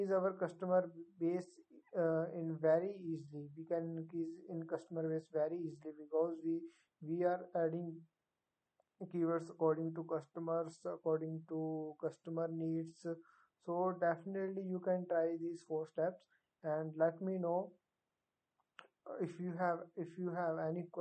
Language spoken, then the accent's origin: English; India; I am from India